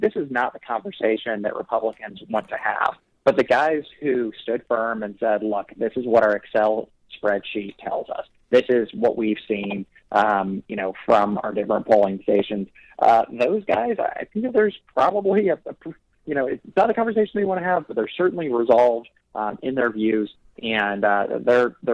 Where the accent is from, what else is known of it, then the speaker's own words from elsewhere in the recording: Fort Wayne, Indiana, United States; now in Washington, D.C., United States; I'm from the Fort Wayne Indiana area